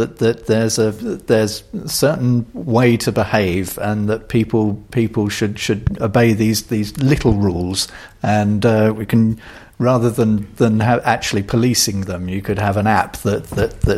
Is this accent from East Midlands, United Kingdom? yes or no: no; London, United Kingdom; as a Londoner